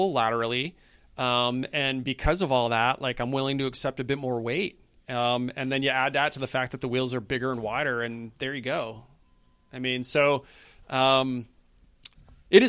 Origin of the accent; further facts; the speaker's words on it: New England, United States; growing up in New England